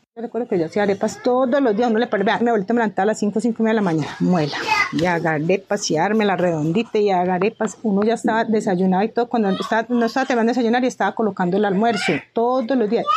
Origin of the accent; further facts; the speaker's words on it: Pijao, Quindío, Colombia; moved away as an adult; also born or lived in Cali; Yo nací en Pijao, crecí, estudié mi bachillerato